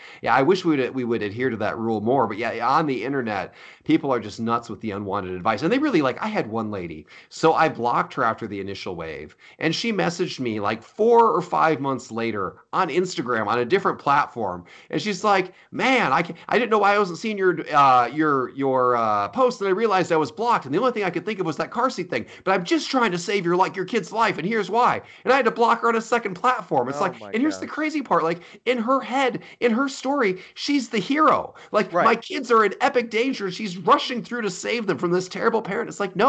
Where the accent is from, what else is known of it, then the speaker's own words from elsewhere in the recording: Iowa, United States; This is what it was like growing up in Iowa.